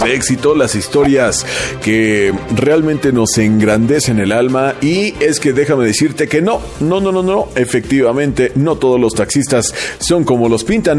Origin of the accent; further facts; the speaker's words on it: Mexico; como ese buen espíritu mexa, ¿no? Que siempre nos ha caracterizado